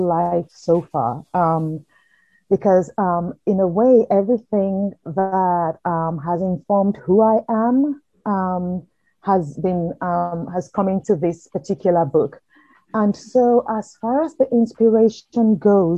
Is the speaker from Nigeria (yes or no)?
yes; Nigeria; moved away as an adult; also born or lived in United Kingdom; now in United States; I grew up in Nigeria till I was in my early 20s before going to the UK to study law and then eventually moving to the US.